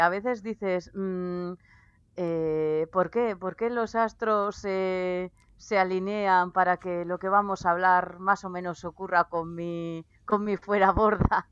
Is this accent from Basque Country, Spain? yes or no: yes; Basque Country, Spain